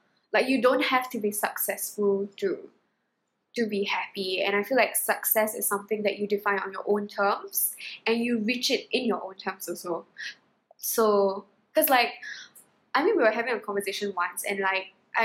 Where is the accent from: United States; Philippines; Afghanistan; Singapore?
Singapore; I'm Singaporean